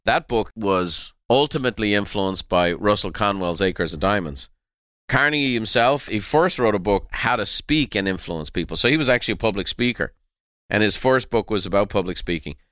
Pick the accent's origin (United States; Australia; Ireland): Ireland; I'm very Irish